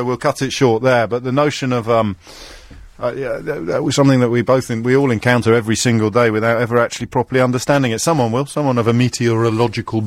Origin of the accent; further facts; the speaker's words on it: Kidderminster, West Midlands, United Kingdom; I grew up in Kidderminster